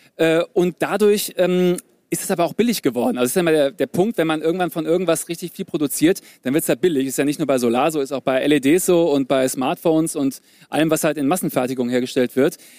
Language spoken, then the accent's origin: German; Germany; die Deutschen, wir